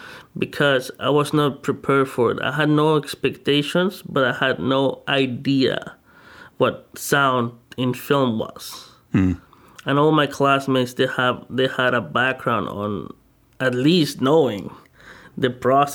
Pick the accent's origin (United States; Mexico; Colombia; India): Mexico; moved away; I'm originally from Mexico